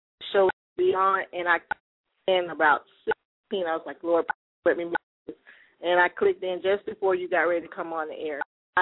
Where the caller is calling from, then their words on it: Florida, United States; I'm calling from Florida.